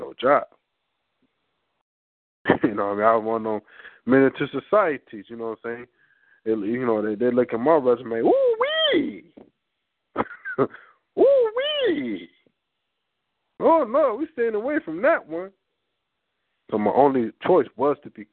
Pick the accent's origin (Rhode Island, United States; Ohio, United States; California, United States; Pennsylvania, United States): California, United States; Growing up in Cali